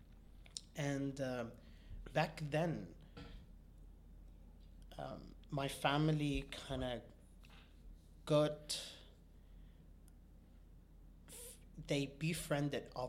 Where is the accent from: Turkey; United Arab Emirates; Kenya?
United Arab Emirates; Abu Dhabi; I was born in Abu Dhabi